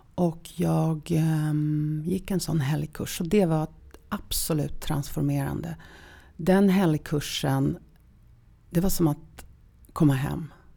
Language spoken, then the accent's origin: Swedish; Sopot, Pomeranian Voivodeship, Poland; now in Sweden; Jag föddes i Polen. Um, sist, slutet precis på 60-talet. Och i en stad som heter Sopot